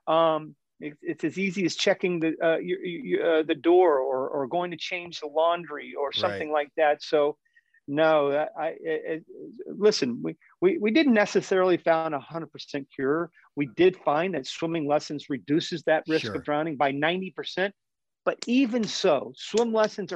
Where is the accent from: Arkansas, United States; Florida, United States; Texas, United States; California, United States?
Florida, United States; Winter Haven; I grew up in Winter Haven, Florida, which is about 75% water